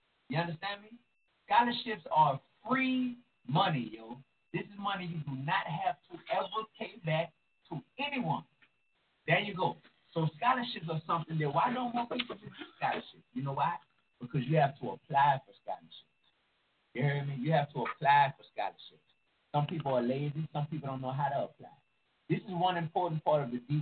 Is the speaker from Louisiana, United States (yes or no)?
yes; New Orleans, Louisiana, United States; from New Orleans, like me